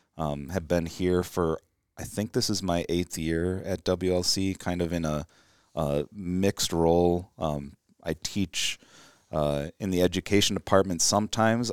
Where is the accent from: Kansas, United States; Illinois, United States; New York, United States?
Illinois, United States; Chicago; I grew up around Chicago